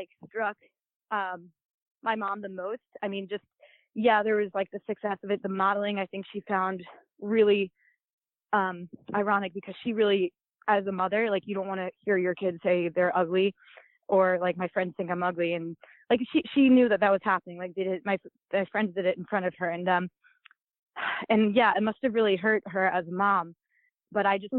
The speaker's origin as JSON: {"language": "English", "area": "Long Island", "region": "New York", "country": "United States", "tie": "born or raised there", "said": "I grew up in Long Island"}